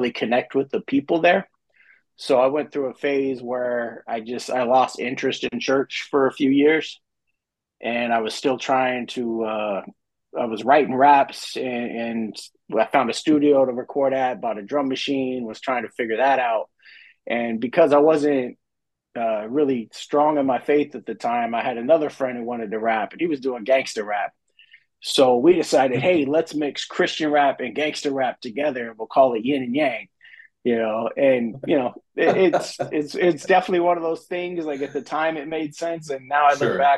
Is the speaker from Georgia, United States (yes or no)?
no; Colorado, United States; also born or lived in Denver / Grand Junction; I'm originally from Colorado. I born in Colorado Springs, and then high school in the Denver area. Kind of bounced back and forth between the two cities for a big portion of my life